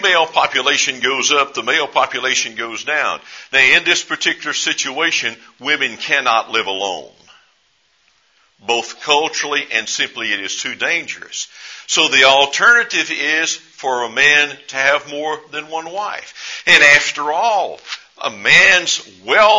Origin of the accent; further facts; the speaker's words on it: East Texas, United States; I grew up in East Texas